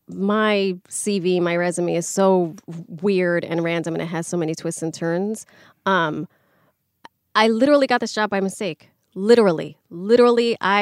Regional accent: New York City, New York, United States; I was born and raised in the Bronx.

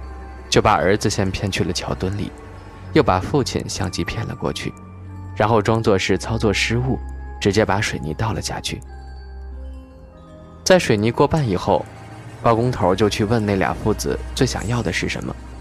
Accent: Yibin, Sichuan, China; 这个故事发生在我老家，桥断了三回，是宜宾的人都知道这件事儿。

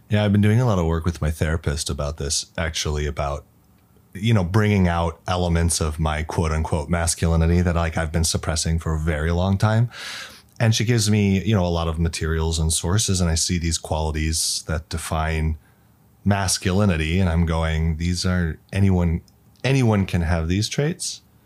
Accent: Arizona, United States; moved away as an adult; now in China; I'm from Arizona, the United States. I've been in China for nine, almost ten years now

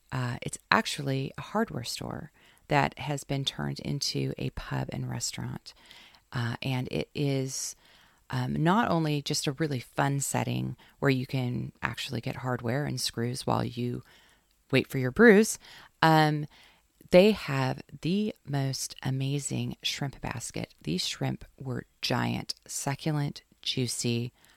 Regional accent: Seaside, Oregon, United States; I grew up in Seaside as a kid, going to the arcades and the bumper carts and all of that.

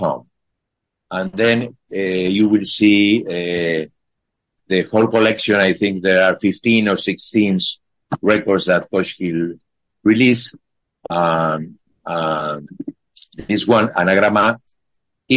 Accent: Buenos Aires, Argentina; English is a second language; moved away as an adult; also born or lived in Boston, United States; now in Spain; I come from Buenos Aires, Argentina

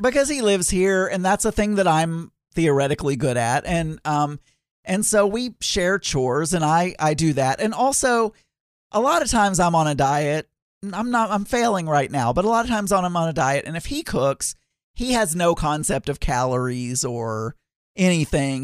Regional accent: South Arkansas, United States; I grew up in South Arkansas eating certain types of food

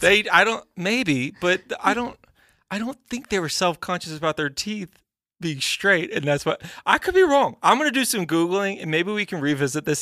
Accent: Texas, United States; I grew up in Texas.

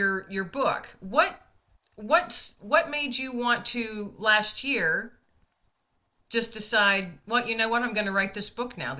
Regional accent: near Erie, Pennsylvania, United States; I'm from Pennsylvania as well. That's where I'm at.

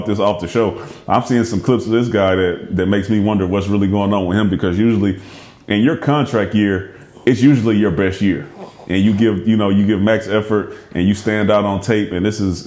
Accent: Houston, Texas, United States; I'm from Houston

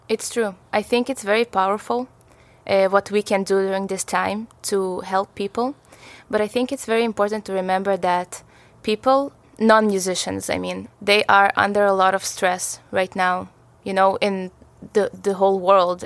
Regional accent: Israel; also born or lived in Russia; I was seven years old, we moved from Russia to Israel

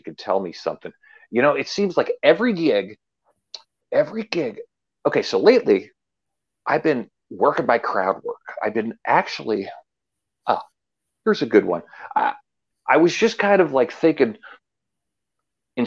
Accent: Erie, Pennsylvania, United States; I'm born and bred in Erie, and I love Erie

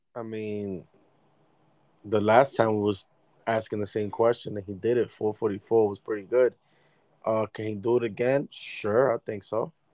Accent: New York, United States; I'm a New Yorker

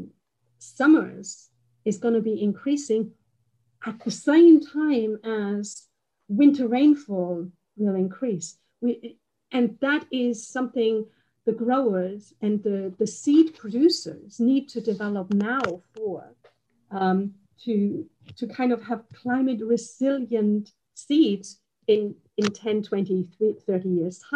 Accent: Bavaria, Germany; I'm from Bavaria, and we have hail insurance for the crops

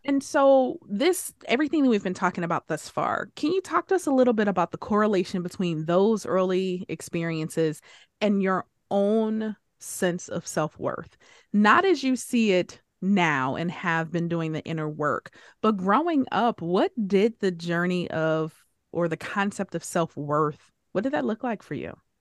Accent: Detroit, Michigan, United States; Growing up in Detroit, where everything, everyone around me was black, African-American

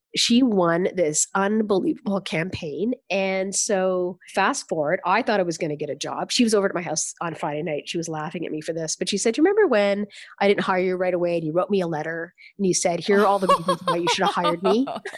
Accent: Canada; But at the end of the day, it also unleashes this sense of gratefulness that my entire family has for being Canadian.

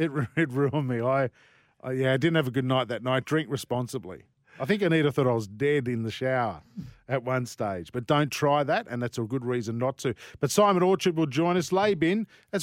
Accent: Sydney, New South Wales, Australia; Brian Henderson, who I grew up with on Channel 9 in Sydney

